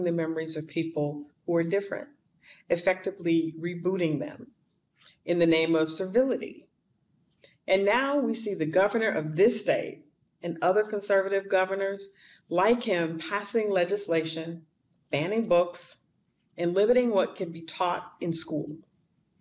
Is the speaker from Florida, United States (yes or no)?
no; Kansas City, Missouri, United States; you and I are both from Kansas City.